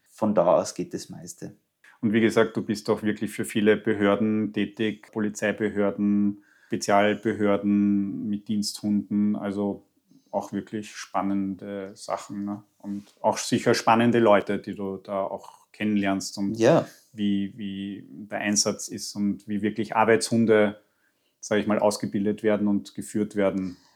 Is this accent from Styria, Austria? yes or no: no; Tyrol, Austria; ich komme aus Tirol